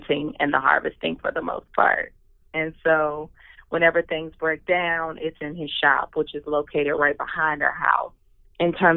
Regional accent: the South, United States; as an African-American who grew up in the South

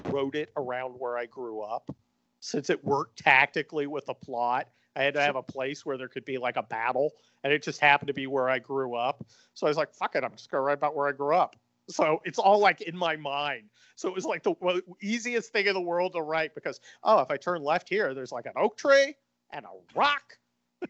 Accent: Northern California, United States; I grew up in Northern California

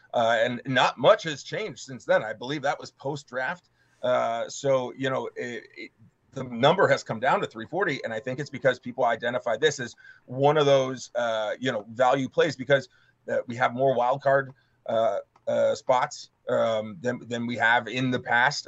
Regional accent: East Coast, United States; I'm not from uh, Michigan and I'm from the East Coast

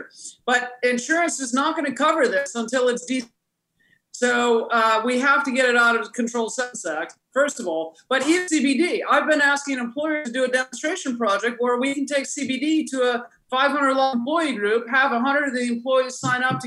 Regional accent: Hinsdale, Illinois, United States; It was in Hinsdale, Illinois, and yeah, it was in my neighborhood

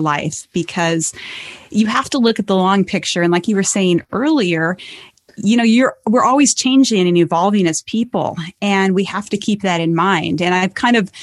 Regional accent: Montana, United States; my home state is Montana

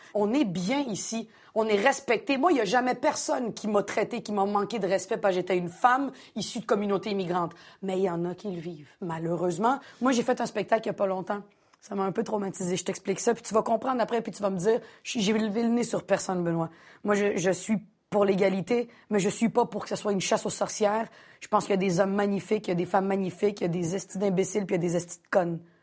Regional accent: Montreal, Quebec, Canada; J'ai grandi à Montréal-Nord.

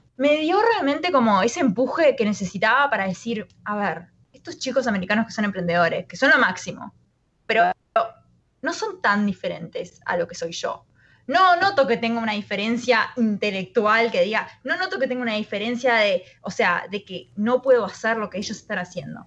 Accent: Uruguay; moved away as an adult; now in San Francisco, United States; yo me, crié en Uruguay, nací en Uruguay

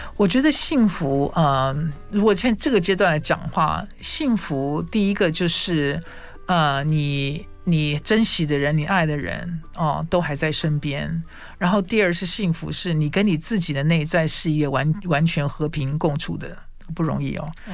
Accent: Taiwan; 我们在台湾长大的孩子

